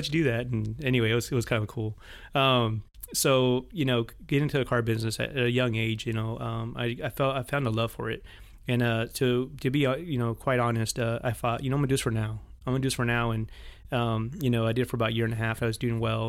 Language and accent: English; Washington, United States; moved away as an adult; also born or lived in Monterrey, Nuevo León, Mexico / Spokane, Washington; now in Weslaco, Texas, United States; when I was about three, four years old, we moved to Washington State. So, state of Washington was my home for about eighteen, twenty years, and so I went to, uh, all my school